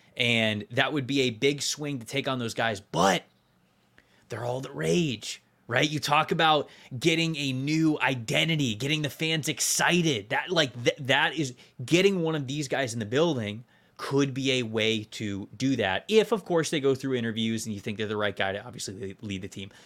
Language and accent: English; Florida, United States; I grew up in Florida